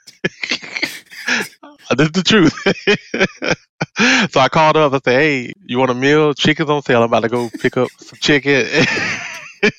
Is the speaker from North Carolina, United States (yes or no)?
yes; Durham, North Carolina, United States; I've been Durham, born and raised